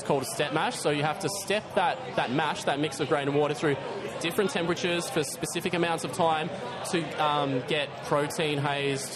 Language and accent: English; Torquay, Victoria, Australia; moved away; I come from Torquay. I used to go to the pub and just knock it off whenever I'd go visit the parents